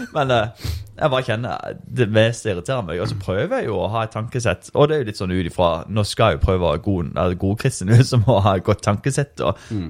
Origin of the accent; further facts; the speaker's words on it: Norway; jeg er norsk.